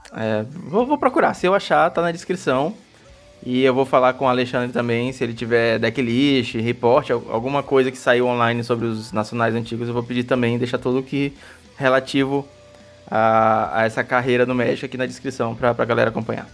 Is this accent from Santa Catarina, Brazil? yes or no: no; Maranhão, Brazil; A gente é do Maranhão